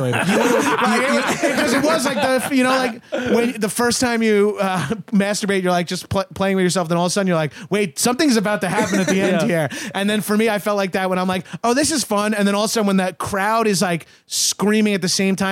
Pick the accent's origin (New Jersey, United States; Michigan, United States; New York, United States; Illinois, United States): New York, United States; Long Island; I'm also from Long Island.